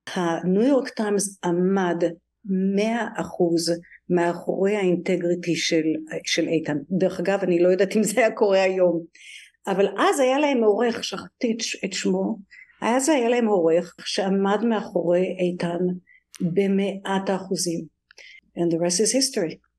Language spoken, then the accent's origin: Hebrew; Tel Aviv, Tel Aviv District, Israel; moved away as an adult; now in New York, United States; אני במקור מתל אביב, מהדר יוסף, שזה שכונה צפונית לתל אביב